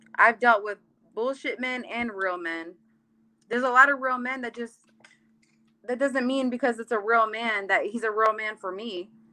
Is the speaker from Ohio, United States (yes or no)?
no; California, United States; English is a second language; now in Florida, United States; When people ask me where I'm from, I say California because that's where I'm from. I'm from California